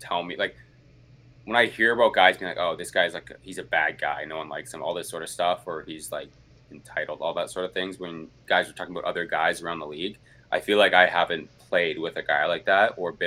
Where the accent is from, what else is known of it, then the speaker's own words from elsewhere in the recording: Saskatoon, Saskatchewan, Canada; I'm from Saskatoon